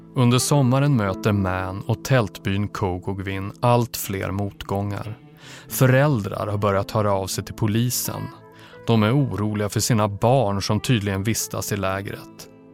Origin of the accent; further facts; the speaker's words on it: Umeå, Västerbotten County, Sweden; jag växte upp i Umeå